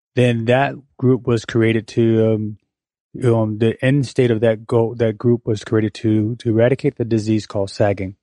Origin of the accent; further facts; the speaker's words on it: Pensacola, Florida, United States; also born or lived in Korea; I am from Pensacola, play basketball here, went off to college